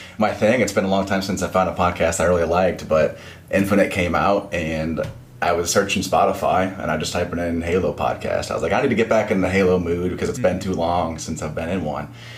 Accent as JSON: {"language": "English", "region": "Ohio", "country": "United States", "moved": "as an adult", "lives_now": "Orlando, United States", "said": "I'm from the Ohio area. I actually live in Orlando, Florida now"}